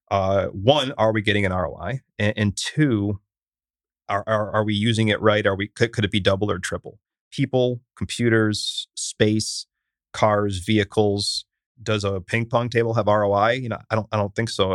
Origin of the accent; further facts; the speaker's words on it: Syracuse, New York, United States; now in Austin, United States; I'm from Syracuse, which is not large